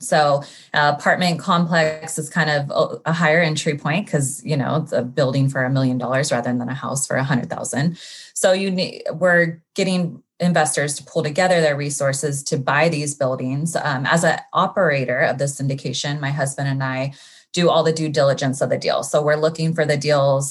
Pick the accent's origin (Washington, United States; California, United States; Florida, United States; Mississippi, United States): California, United States; Sacramento; moved away as an adult; now in Los Angeles, United States; I'm from Sacramento, uh, grew up there, went to Sacramento State